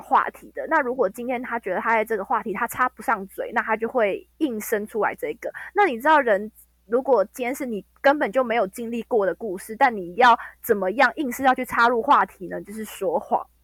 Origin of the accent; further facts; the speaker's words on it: Taiwan; 我没有要马上回台湾